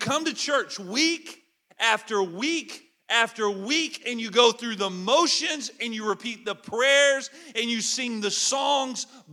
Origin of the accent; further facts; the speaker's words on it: Alabama, United States; moved away as an adult; now in Sucua, Ecuador; I'm from Alabama